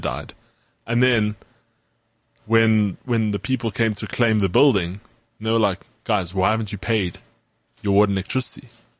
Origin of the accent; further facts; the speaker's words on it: South Africa; being South African